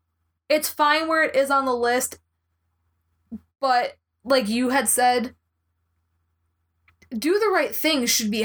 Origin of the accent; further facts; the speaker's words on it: Wisconsin, United States; We're from Wisconsin.